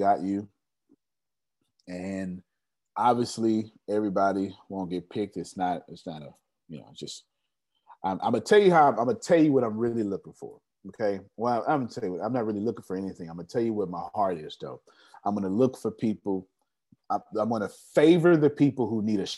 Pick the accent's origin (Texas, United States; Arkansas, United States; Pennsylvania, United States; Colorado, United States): Texas, United States; Houston